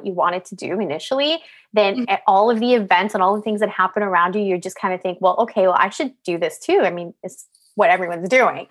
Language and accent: English; Montreal, Quebec, Canada; Like, I'm from Montreal. Like, why did I want to go to Bay Street?